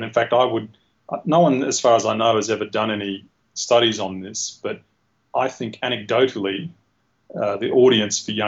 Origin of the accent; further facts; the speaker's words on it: Australia; being Australian